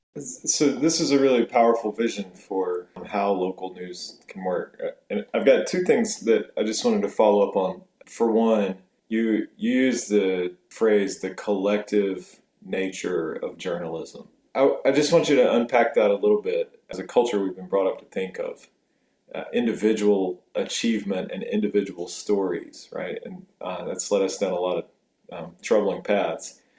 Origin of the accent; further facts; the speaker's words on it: Fuquay-Varina, North Carolina, United States; now in Charlotte, United States; I grew up in Fuquay Varina